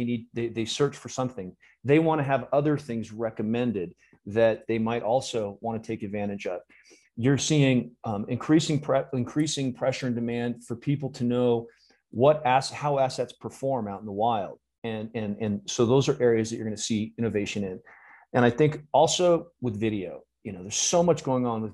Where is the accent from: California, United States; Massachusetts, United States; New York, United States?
California, United States; also born or lived in Minnesota; being a Californian